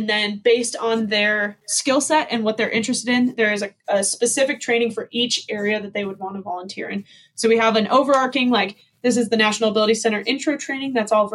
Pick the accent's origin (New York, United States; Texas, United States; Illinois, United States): Illinois, United States; outside Chicago; now in Park City, United States; I grew up outside Chicago